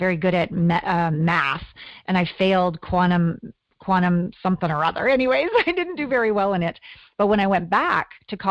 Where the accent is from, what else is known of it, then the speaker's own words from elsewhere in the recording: Kamloops, British Columbia, Canada; moved away as an adult; also born or lived in Vancouver, British Columbia / Los Angeles / Tokyo; we moved to Kamloops, British Columbia, when I was about two.